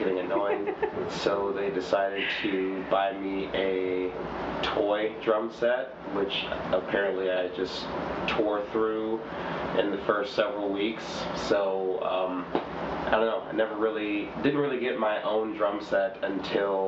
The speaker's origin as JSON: {"language": "English", "town": "Detroit", "region": "Michigan", "country": "United States", "tie": "born or raised there", "said": "I'm from Detroit, Michigan, born and raised."}